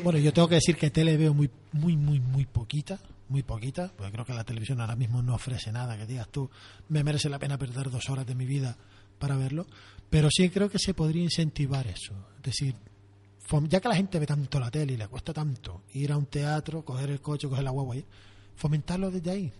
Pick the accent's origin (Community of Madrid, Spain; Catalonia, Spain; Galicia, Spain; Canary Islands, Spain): Canary Islands, Spain